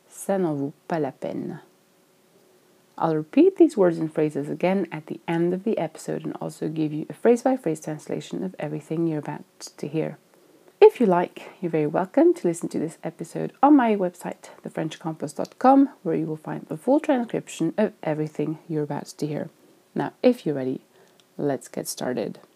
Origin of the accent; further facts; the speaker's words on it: Switzerland; je suis suisse et que j'ai probablement grandi avec les montagnes devant chez moi.